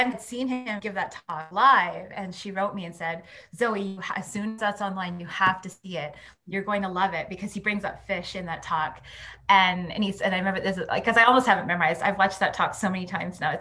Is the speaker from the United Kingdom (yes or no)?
no; Edmonton, Alberta, Canada; I'm from Alberta. I'm from Edmonton. I have settler and Indigenous family in, you know, from and in Alberta. My mom is a white settler and my dad is Métis. And I grew up immersed in the oil economy of Alberta